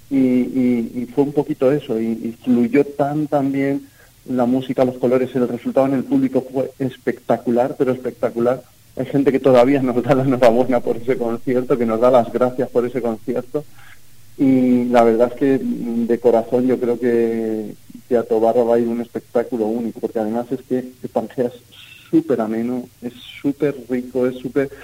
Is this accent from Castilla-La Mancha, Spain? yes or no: yes; Campo de Criptana, Castilla-La Mancha, Spain; Yo soy de Campo de Criptana.